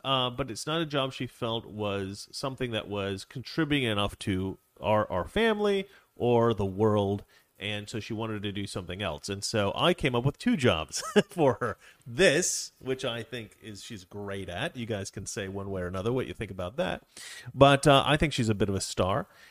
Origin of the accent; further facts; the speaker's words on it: Oregon, United States; I'm from Oregon